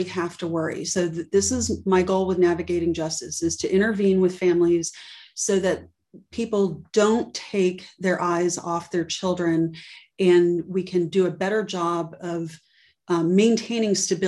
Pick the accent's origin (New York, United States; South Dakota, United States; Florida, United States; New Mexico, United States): Florida, United States; Miami; I'm from Miami, and I saw a lot growing up